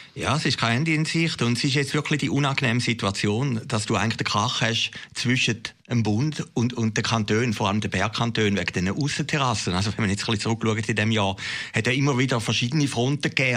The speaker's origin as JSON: {"language": "German", "region": "near Schaffhausen", "country": "Switzerland", "said": "in meinem äh, Leitblatt in den Schaffhausen Nachrichten gestern, dass der Regierungspräsident, der ist mit mir noch in die Schule gegangen"}